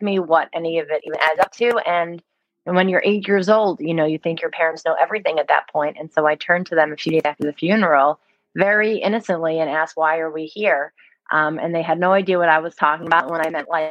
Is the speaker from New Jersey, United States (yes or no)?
yes; Livingston-Morristown area, New Jersey, United States; I grew up in New Jersey, not right outside of Manhattan, but about 40 minutes away in sort of the Livingston-Morristown area